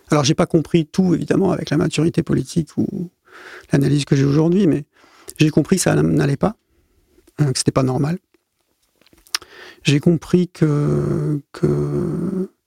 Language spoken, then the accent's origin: French; Côte d’Ivoire; also born or lived in Gabon / Cameroon / Zaire; Alors moi, je suis un... Je suis un enfant de la France-Afrique. Je suis né, j'ai grandi euh, en Afrique euh, subsaharienne euh, au début des années 70. voilà, j'étais en Côte d'Ivoire, au Gabon, au Cameroun. je suis passé aux Zaïre aussi.